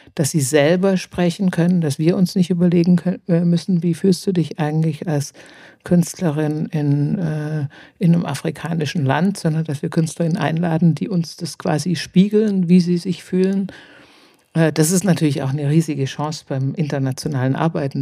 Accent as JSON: {"language": "German", "town": "Stuttgart", "region": "Baden-Württemberg", "country": "Germany", "also_born_or_lived": "Hamburg", "moved": "yes", "said": "ich komme aus Stuttgart"}